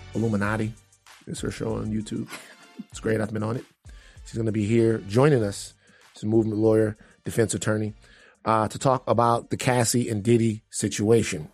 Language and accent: English; Baton Rouge, Louisiana, United States; moved away; I'm from two places, from Gardier Lane and I'm also from South Baton Rouge, the bottom